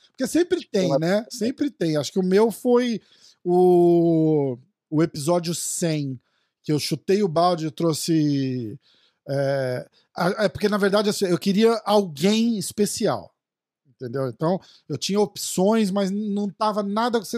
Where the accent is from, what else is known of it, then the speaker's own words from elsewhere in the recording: São Paulo, Brazil; Eu sou de São Paulo também.